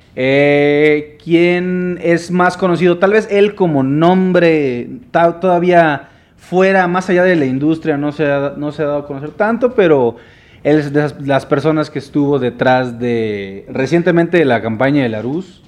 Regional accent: Mérida, Yucatán, Mexico; yo soy de Mérida

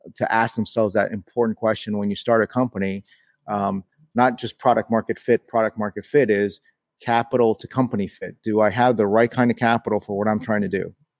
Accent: New York City, New York, United States; I was born in New York City

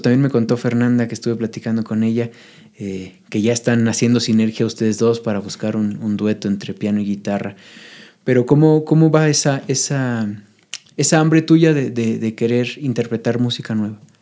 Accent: Michoacán, Mexico; now in Puebla, Mexico; yo soy michoacano y siempre le estoy tirando flores a mi, a mi tierra

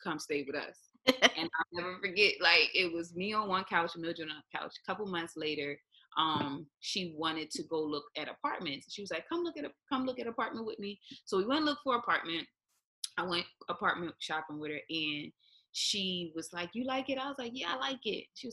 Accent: Philadelphia, Pennsylvania, United States; moved away as an adult; now in Hawaii, United States; I'm from West Philly

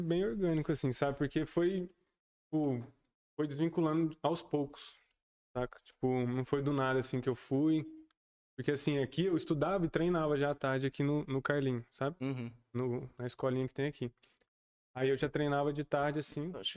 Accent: Alfenas, Minas Gerais, Brazil; Eu nasci aqui em Alfenas, tenho 20 anos

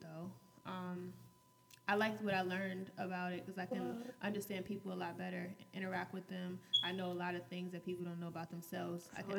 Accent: California, United States; born there; I was born in California.

